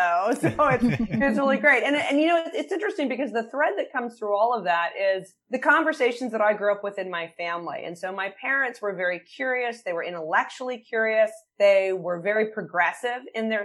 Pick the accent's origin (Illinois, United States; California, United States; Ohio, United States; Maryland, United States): Maryland, United States; Bethesda; I grew up right outside of Washington, D.C. in an area called Bethesda